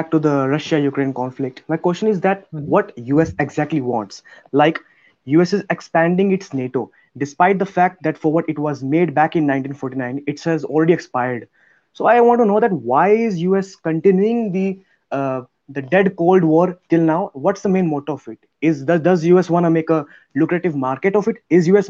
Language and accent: English; Himachal Pradesh, India; Sir, I am from Himachal Pradesh.